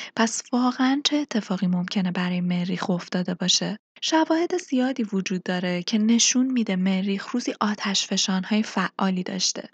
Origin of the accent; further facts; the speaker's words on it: Iran; به عنوان یک ایرانی